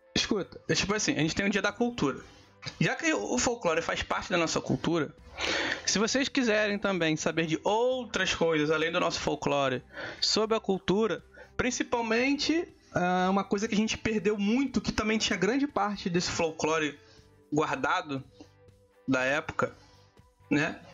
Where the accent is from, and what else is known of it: Brazil